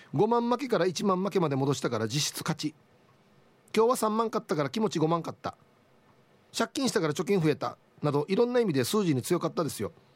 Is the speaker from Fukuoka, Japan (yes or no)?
no; Uruma, Okinawa, Japan; 前原高校出身